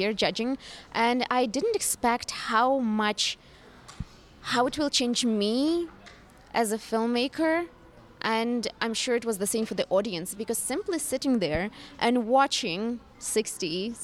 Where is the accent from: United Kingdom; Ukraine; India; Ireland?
Ukraine; now in Toronto, Canada; I am based in Toronto, Canada, originally born and raised in Ukraine